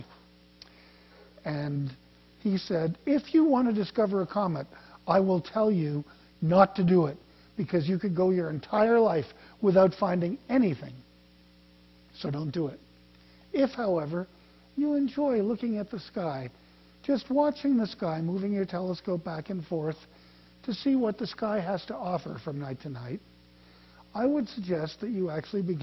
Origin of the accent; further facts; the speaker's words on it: Canada; I didn't know what 4th of July was. I'm from Canada